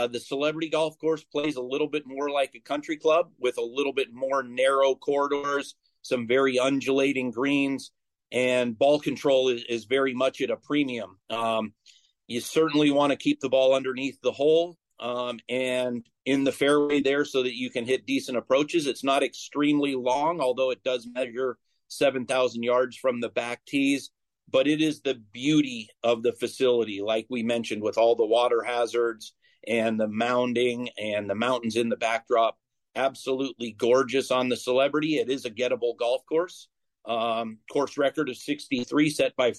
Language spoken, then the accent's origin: English; Bay Area, California, United States; moved away; I grew up in the Bay Area, so not too far from you